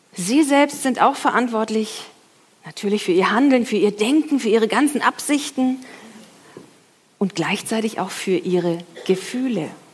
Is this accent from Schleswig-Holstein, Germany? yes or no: no; Franconia, Bavaria, Germany; ich komme ja aus Franken